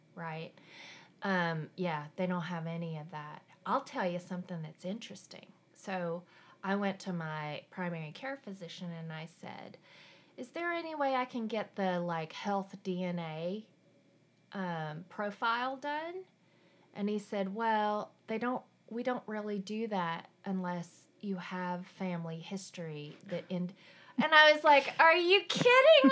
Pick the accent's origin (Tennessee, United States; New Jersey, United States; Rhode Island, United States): Tennessee, United States; eastern; also born or lived in South Korea; I grew up in a very tiny town in the Appalachian Mountains in the, the very, like, eastern part of Tennessee